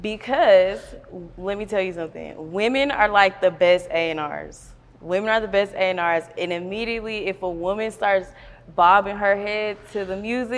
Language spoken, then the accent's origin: English; the South, United States; I'm from the South.